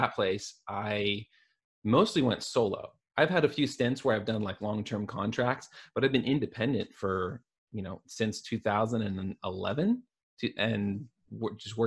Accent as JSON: {"language": "English", "town": "Portland", "region": "Oregon", "country": "United States", "tie": "born or raised there", "said": "I'm from the Portland area. I grew up in Portland, Oregon. I'm one of the few people who's like actually a native."}